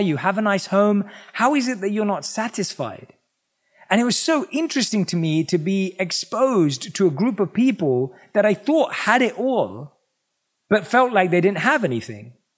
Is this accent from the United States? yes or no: no; London, United Kingdom; born or raised there